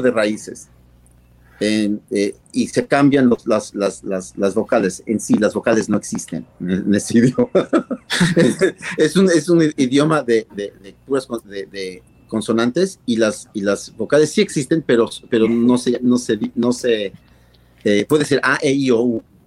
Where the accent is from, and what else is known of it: Mexico